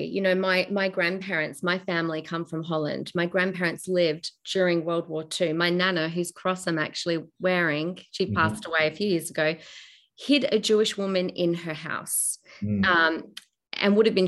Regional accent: Australia; as an Australian

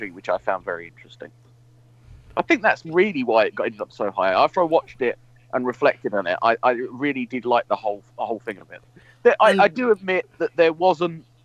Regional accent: United Kingdom; I'm a Brit living in the UK

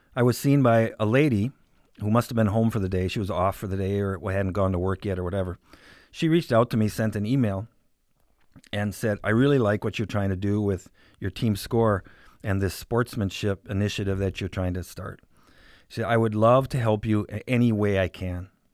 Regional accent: Sheboygan Falls, Wisconsin, United States; also born or lived in Milwaukee, Wisconsin; now in Green Bay, United States; originally I'm from Sheboygan Falls, Wisconsin. Grew up, uh, my entire life in Sheboygan County.

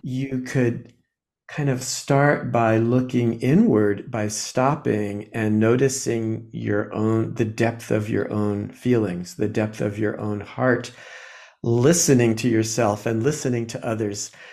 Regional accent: New Jersey, United States; I was born in New Jersey, uh, in a kind of a quiet, you know, I don't know, um, working class, working class family

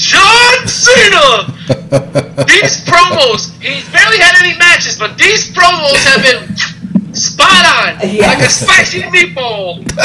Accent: New York City, New York, United States; You know, I'm from Brooklyn, son.

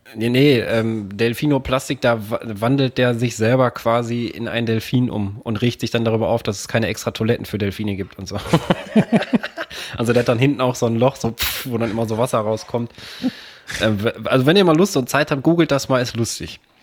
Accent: Herne, North Rhine-Westphalia, Germany; ich bin in Herne groß geworden

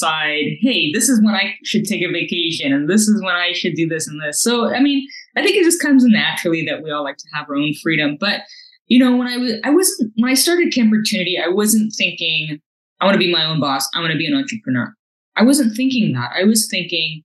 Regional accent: North Vancouver, British Columbia, Canada; Born and raised in North Vancouver, I graduated from Simon Fraser University

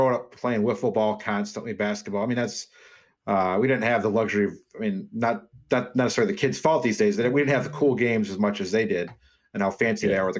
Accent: Des Moines, Iowa, United States; also born or lived in Dubuque, United States; but I was born in Dubuque. I lived there my first couple of years. We moved to Des Moines, Iowa.

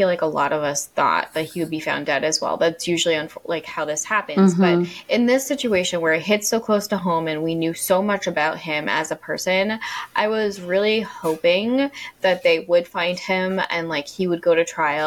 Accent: Maine, United States; Lewiston, Maine, which is Jessica and my home state

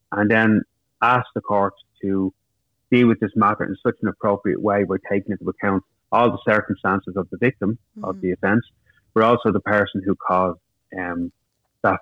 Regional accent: Dublin, Leinster, Ireland; I grew up in Finglas, it's a working class area of Dublin.

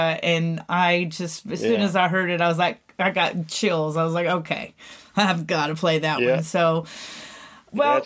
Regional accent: Pensacola, Florida, United States; also born or lived in Texas; I was born in Texas. So I'm a definite Texan girl, but I grew up on the beach in Florida

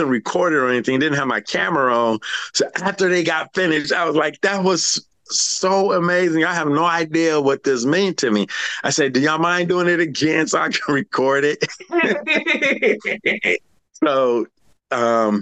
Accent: Houston, Texas, United States; I'm from Houston

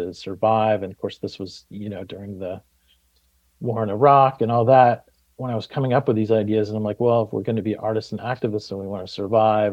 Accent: just outside of Ann Arbor, Michigan, United States; moved away; I grew up in Michigan, just outside of Ann Arbor

